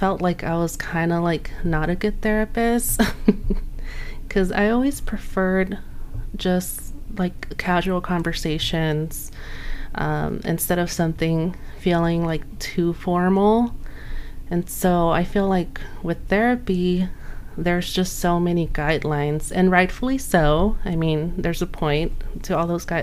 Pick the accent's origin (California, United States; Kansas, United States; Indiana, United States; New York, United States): California, United States; Los Angeles; now in Montclair, United States; I grew up in Los Angeles, but I'm currently living in Montclair, which is in San Bernardino County